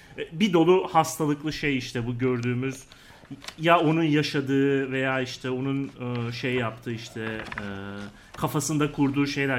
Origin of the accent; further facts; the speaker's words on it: İzmir, Turkey; moved away as an adult; also born or lived in Ankara; biz İzmir'de büyüdük